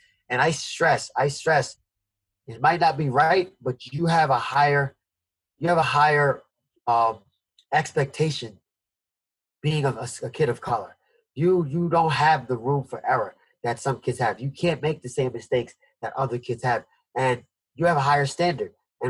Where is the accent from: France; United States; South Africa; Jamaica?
Jamaica; born there; I didn't travel anywhere besides Jamaica, which I was born in Jamaica, so my family was there.